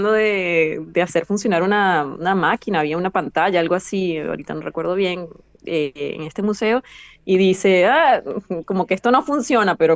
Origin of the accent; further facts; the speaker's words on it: Venezuela; accent: Venezuelan; E, e incluso la, nuestro acento, pues lo, él tiene su acento de, extranjero, ¿no? Para, mí, pero él trata de imitar el acento venezolano.